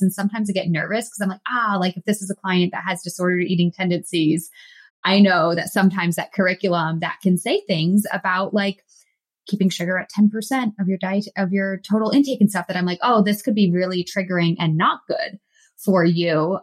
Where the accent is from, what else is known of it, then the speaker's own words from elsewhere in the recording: Massachusetts, United States; I grew up in Massachusetts